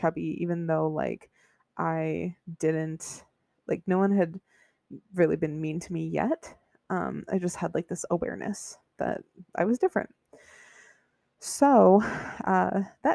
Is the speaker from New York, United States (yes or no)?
yes; Buffalo, New York, United States; I grew up in Buffalo, New York. It's like upstate New York near Niagara Falls